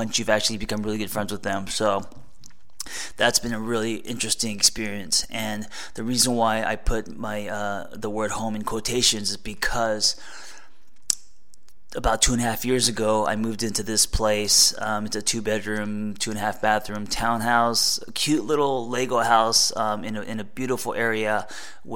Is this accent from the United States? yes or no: yes; Los Angeles, California, United States; I grew up in Los Angeles